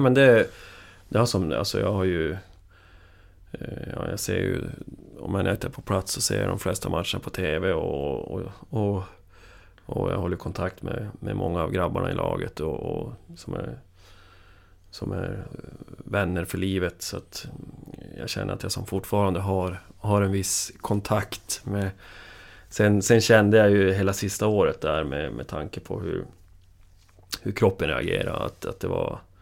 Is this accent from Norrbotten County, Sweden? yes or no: yes; Piteå, Norrbotten County, Sweden; jag är från Piteå